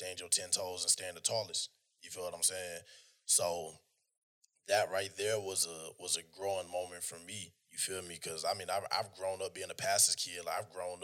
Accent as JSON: {"language": "English", "region": "North Georgia", "country": "United States", "said": "I'm from Georgia. I'm from North Georgia. I'm from the sticks."}